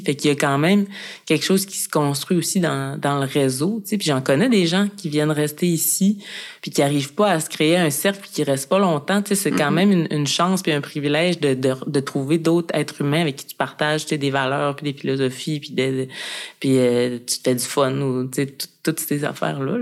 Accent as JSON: {"language": "French", "town": "Mashteuiatsh", "region": "Quebec", "country": "Canada", "tie": "born or raised there", "moved": "yes", "said": "Dans mon village, à Meshtoyat, qui est une communauté inou"}